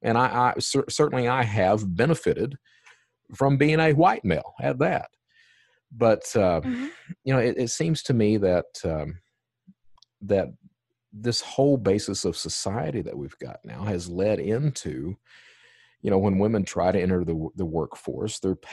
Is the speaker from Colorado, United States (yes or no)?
no; Eastern Kentucky, United States; I was raised, I'm from Eastern Kentucky